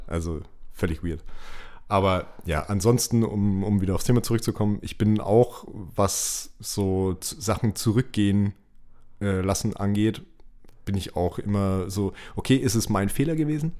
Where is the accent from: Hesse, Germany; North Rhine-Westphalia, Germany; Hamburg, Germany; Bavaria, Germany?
Bavaria, Germany; Nuremberg; bei uns in Nürnberg